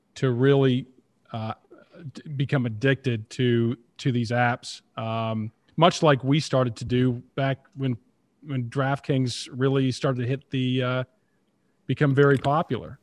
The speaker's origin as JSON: {"language": "English", "town": "Toronto", "region": "Ontario", "country": "Canada", "tie": "born or raised there", "said": "growing up in Toronto, being a Leafs fan, that's all it took when I was, you know, ten, twelve, thirteen years old"}